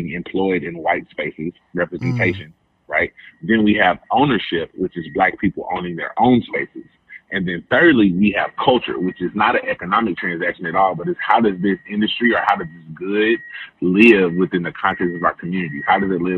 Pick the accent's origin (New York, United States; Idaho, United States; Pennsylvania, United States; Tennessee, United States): Tennessee, United States; Memphis; I am from Memphis.